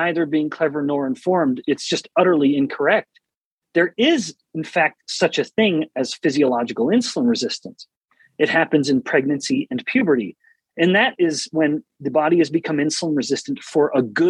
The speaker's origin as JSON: {"language": "English", "country": "Canada", "tie": "born or raised there", "moved": "yes", "lives_now": "United States", "said": "I'm originally from Canada, born and raised"}